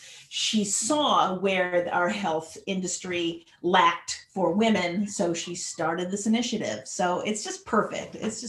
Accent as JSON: {"language": "English", "town": "Santa Barbara", "region": "California", "country": "United States", "tie": "born or raised there", "said": "I am originally born and raised in Santa Barbara, California, the hardscrabble streets of Santa Barbara."}